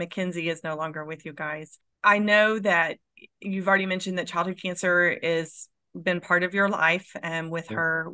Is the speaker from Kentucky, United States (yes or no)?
no; Oklahoma, United States; who we are as Oklahomans